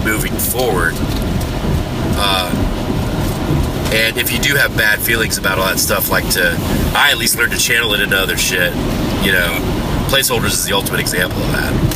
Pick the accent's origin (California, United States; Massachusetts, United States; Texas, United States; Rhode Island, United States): Texas, United States; Houston; I'm from Houston